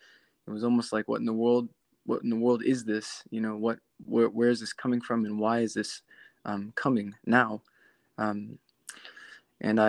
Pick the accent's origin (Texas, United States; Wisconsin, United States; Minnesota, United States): Texas, United States; South; moved away as an adult; now in Nashville, United States; I'm actually from South Texas.